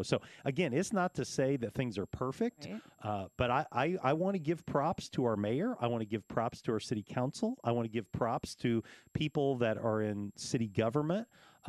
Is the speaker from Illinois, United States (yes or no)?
yes; Champaign, Illinois, United States; now in Danville, United States; Champaign, my hometown